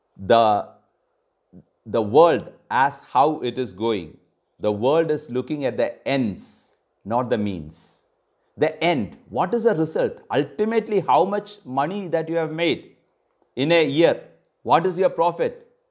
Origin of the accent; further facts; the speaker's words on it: Kerala, India; In Kerala, I come from Kerala